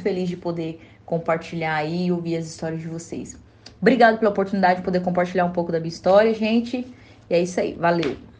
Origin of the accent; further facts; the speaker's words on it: Barro Alto, Goiás, Brazil; Eu nasci no interior de Goiás, né? Sou de Barro Alto.